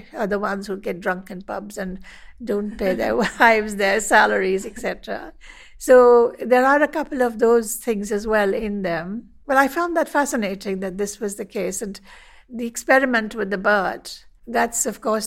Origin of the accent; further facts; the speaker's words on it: India; I'm an artist from India.